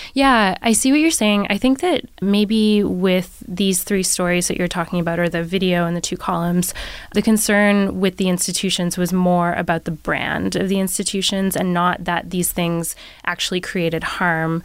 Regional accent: Nova Scotia, Canada; my hometown.

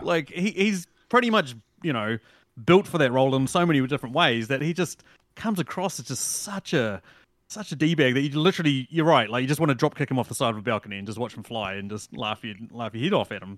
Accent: New Zealand; as a New Zealander

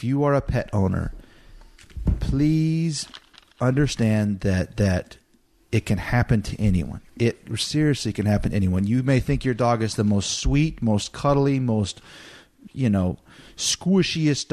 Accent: Montana, United States; I had been around animals my whole life growing up in Montana.

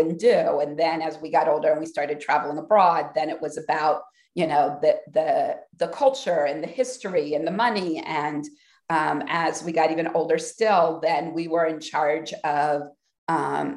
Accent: Columbus, Ohio, United States; I grew up in Columbus, Ohio.

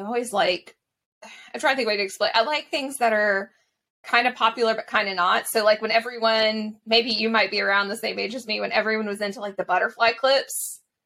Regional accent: Mississippi Gulf Coast, United States; accent: Southern; also born or lived in Vietnam / Scotland; growing up on the Mississippi Gulf Coast, growing up in the South

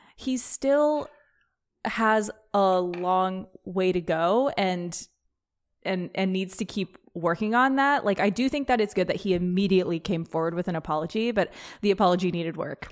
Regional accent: Petaluma, California, United States; growing up in Petaluma, which is, like, kind of a bubble, back in the day in high school

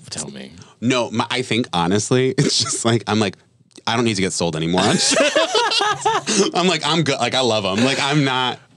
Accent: New England, United States; I'm from New England. So there's a lot of like Catholic shame around getting

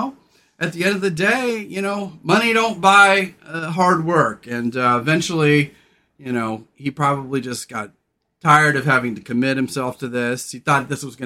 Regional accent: California, United States; I grew up in California

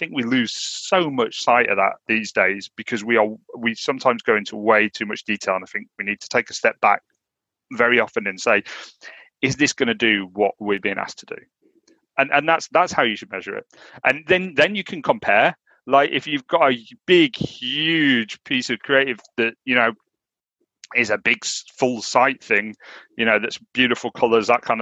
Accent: United Kingdom; accent: Northern; my Northern accent.

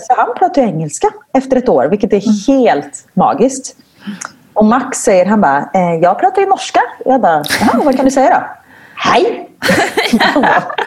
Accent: Gothenburg, Västra Götaland, Sweden; moved away as an adult; now in Belgium; jag kommer från Göteborg

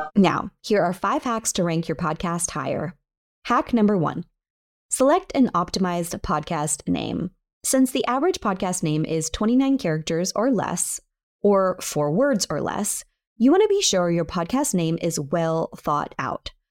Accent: near San Francisco, California, United States; San Francisco, California, close to my hometown

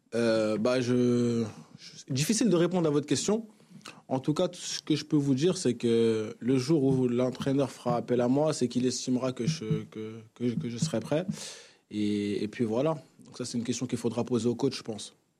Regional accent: Vitry-sur-Seine, Île-de-France, France; moved away as an adult; also born or lived in Congo; now in Marseille, France; j'ai grandi à Vitry-sur-Seine, donc euh, j'ai grandi ici en France.

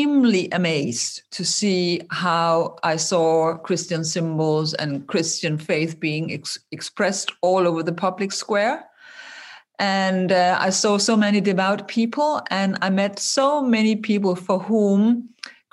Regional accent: Denmark; I grew up in Scandinavia

